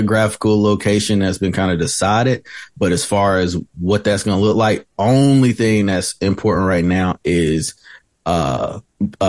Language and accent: English; Winston-Salem, North Carolina, United States; now in High Point, United States; I'm born and raised in Winston-Salem, recently moved to High Point